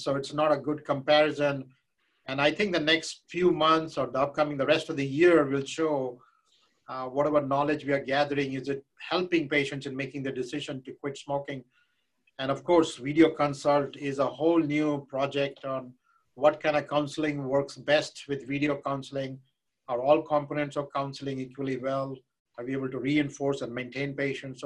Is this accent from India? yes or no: yes; India; moved away; I grew up in India where I would see these people with hookah